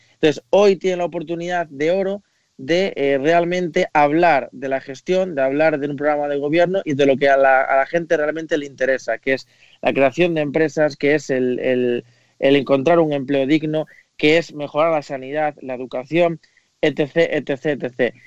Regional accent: Spain; como español

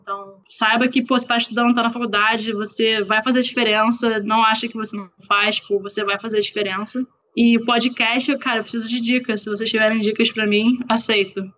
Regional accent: Brazil; moved away; Sou brasileira, sei nem falar inglês direito

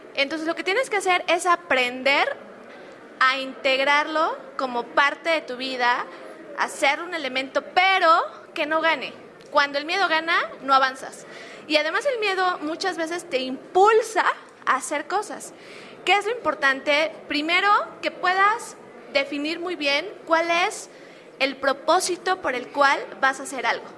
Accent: State of Mexico, Mexico; moved away as an adult; soy del Estado de México, pero vivía en otro estado de la República

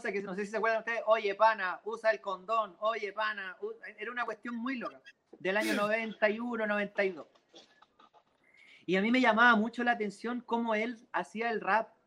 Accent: Santiago, Santiago Metropolitan Region, Chile; Sí, yo soy santiaguino ah, de, cuna, nací en el Parque

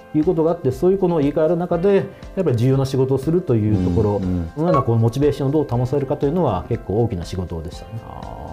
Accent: Hiroshima, Japan; born or raised there

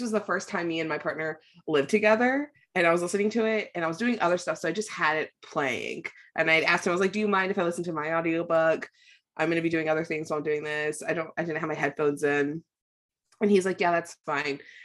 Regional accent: United States; I'm an American

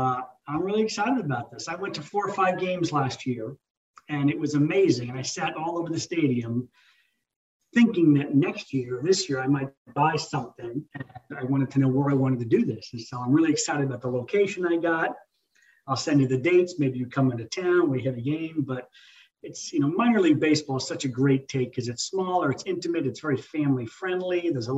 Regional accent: New York, United States; moved away; I grew up in New York as a Mets fan

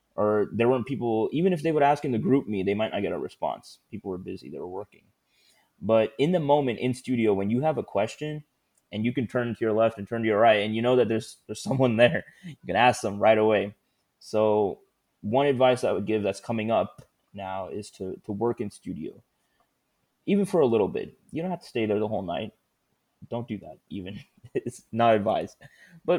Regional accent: Houston, Texas, United States; also born or lived in Austin; I'm originally from Houston

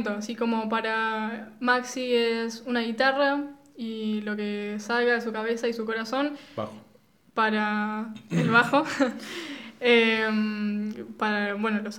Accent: Argentina; somos eh, sos argentinos y no tomamos mate

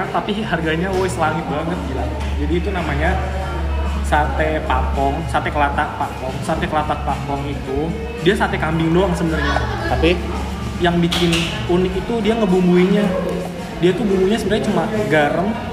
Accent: Kendal, Central Java, Indonesia; moved away as an adult; now in Yogyakarta, Indonesia; aku tuh orang Kendal

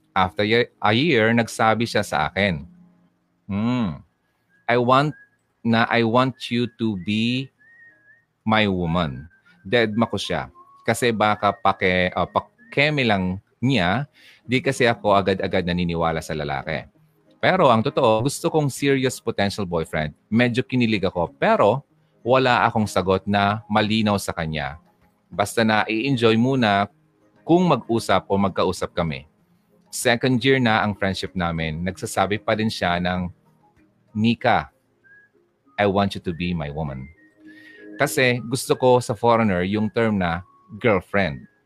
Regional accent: Philippines; Uy, Pinay ako habang nalalantay sa ugat ko ang uh, dugong Pinay

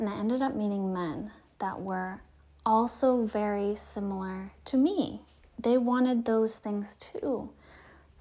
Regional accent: Detroit, Michigan, United States; now in California, United States; I moved from my hometown of Detroit, Michigan, to California

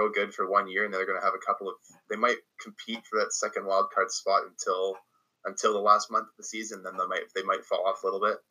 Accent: Canada; as a Canadian

